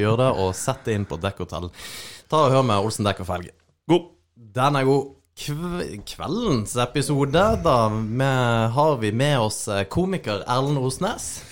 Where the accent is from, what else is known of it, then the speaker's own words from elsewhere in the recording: Sørlandet, Norway; jeg som sørlending